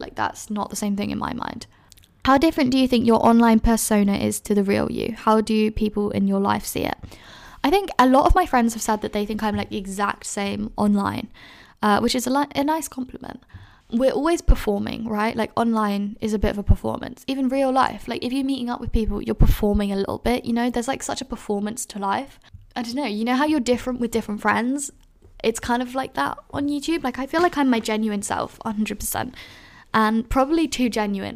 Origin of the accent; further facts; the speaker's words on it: London, United Kingdom; I've been asked so many times, "Where are you from?" And then I've said, "London,"